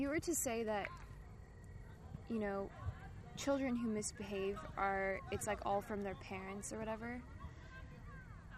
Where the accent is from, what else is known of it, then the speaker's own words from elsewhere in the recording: Irvine, California, United States; growing up in Irvine